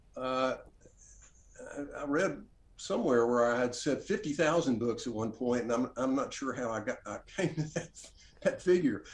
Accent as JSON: {"language": "English", "town": "Oxford", "region": "Mississippi", "country": "United States", "tie": "born or raised there", "also_born_or_lived": "Washington, D.C.", "said": "back to Oxford, my, the, the, my hometown, place where I grew up, and open a bookstore here"}